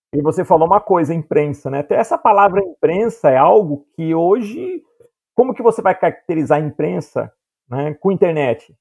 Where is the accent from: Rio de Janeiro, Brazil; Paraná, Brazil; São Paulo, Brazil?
São Paulo, Brazil; Piracicaba; no interior, né, que eu sou de Piracicaba